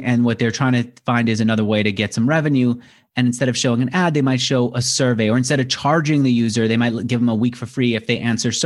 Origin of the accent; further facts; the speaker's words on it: New York, United States; now in San Francisco, United States; I'm from New York.